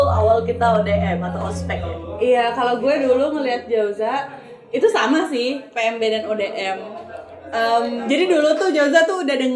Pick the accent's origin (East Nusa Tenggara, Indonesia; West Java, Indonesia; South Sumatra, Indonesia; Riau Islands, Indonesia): Riau Islands, Indonesia; Batam; Ya, aku tuh seneng banget ya, karena memang aku berasal dari Batam.